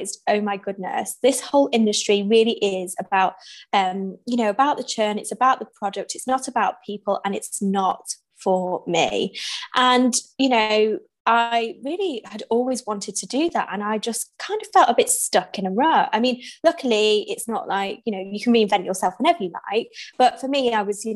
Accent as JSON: {"language": "English", "town": "Manchester", "region": "North West England", "country": "United Kingdom", "also_born_or_lived": "London / New York", "moved": "as an adult", "said": "I'm from Manchester and I graduated in Manchester studying international marketing"}